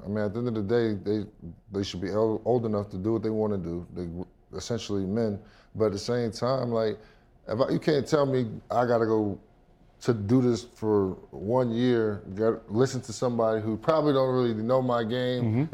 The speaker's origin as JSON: {"language": "English", "town": "Millstone", "region": "New Jersey", "country": "United States", "tie": "born or raised there", "also_born_or_lived": "Lakewood, New Jersey", "said": "grew up in a spot called Millstone, New Jersey"}